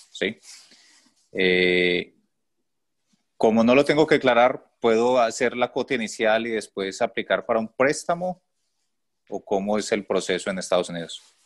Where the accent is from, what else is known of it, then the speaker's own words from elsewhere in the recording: Colombia; moved away as an adult; now in Toronto, Canada; soy colombiano, pero estoy viviendo en este momento en Canadá. Hace un año vivimos en Canadá, nos vinimos como refugiados.